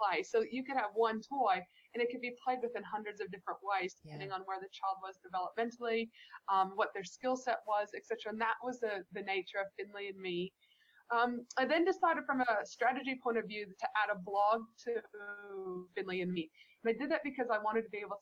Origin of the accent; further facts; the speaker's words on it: Canada; moved away; when I was a child growing up in Canada